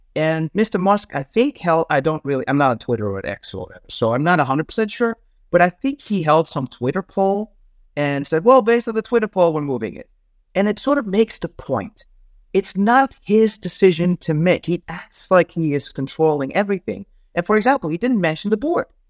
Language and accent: English; Netherlands; moved away as an adult; also born or lived in Amsterdam; now in United States; I'm originally from the Netherlands. I grew up there.